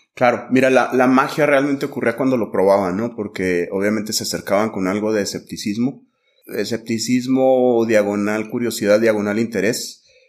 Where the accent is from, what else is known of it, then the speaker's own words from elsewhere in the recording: Mexico; como mexicanos